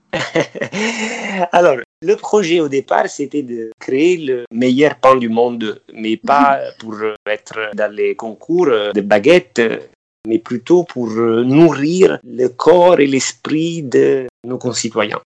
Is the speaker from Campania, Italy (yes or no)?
yes; Amalfi Coast, Campania, Italy; moved away; je suis originaire de la côte amalfitaine